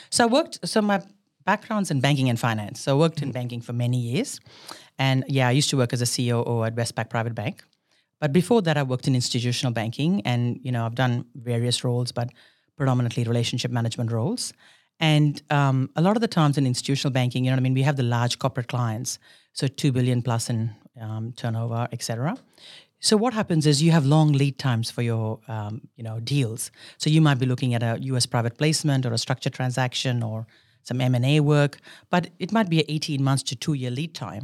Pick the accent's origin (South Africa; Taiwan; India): India; moved away as an adult; now in Australia; I was born in India. I did all my schooling and everything in India, and I came to Australia many years ago for university.